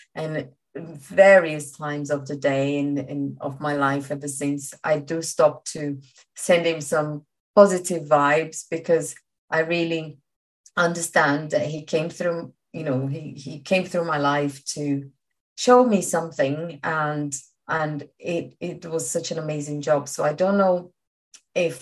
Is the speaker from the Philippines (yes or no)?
no; Brazil; English is a second language; moved away as an adult; now in London, United Kingdom; I came from Brazil